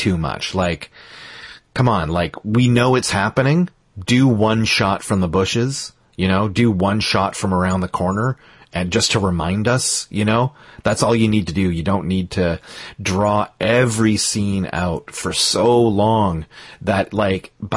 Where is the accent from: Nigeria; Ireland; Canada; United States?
Canada; I'm Canadian and my French is bullshit to them anyway